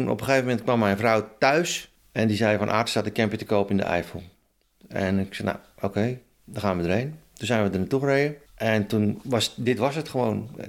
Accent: Haarlemmermeer, North Holland, Netherlands; ik ben 60 eh, jaar. En mijn roots liggen in de Halenmeer.

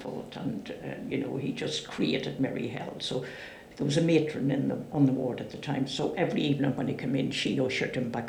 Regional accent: Ireland; You know, one of my neighbours from where I grew up in Ireland, very close to where we lived, was having her baby

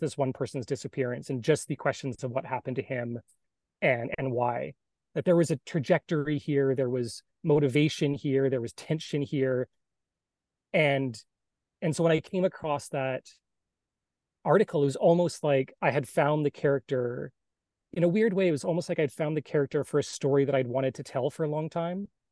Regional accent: Salt Spring Island, British Columbia, Canada; I grew up on the West Coast from a little island, Salt Spring Island, off um, in between Vancouver and Victoria

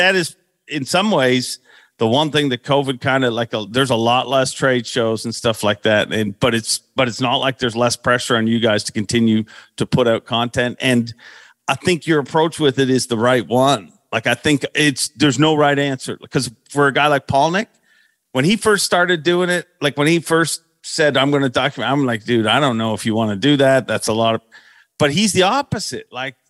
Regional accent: Florida, United States; My team partner's from the north. I'm from Florida.

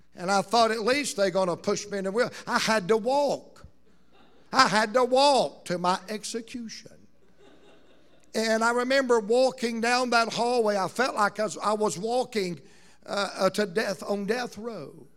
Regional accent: Roanoke Rapids, North Carolina, United States; us Roanoke Rapids people

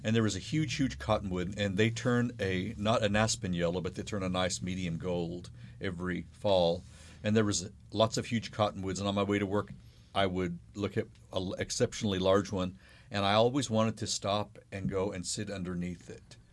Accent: United States; I'm American

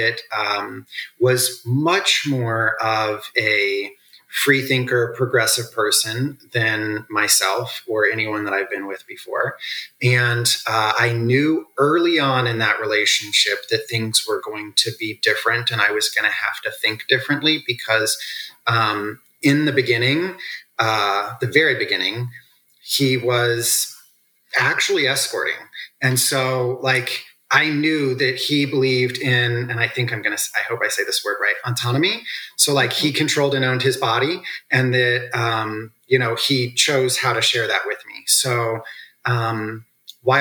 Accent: Midwest, United States; also born or lived in the South (US); I was born in the South, raised in the Midwest, raised on a farm

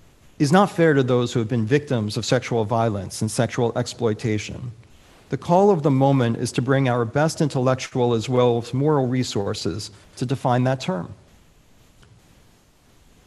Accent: United States; now in Michigan, United States; As an American, as a Michigander now

